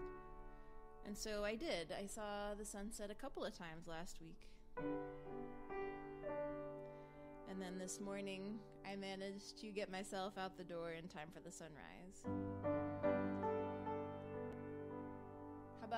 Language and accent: English; East Coast, United States; now in West Coast, United States; I grew up on the East Coast, so I associate the sunrise with the sun over the ocean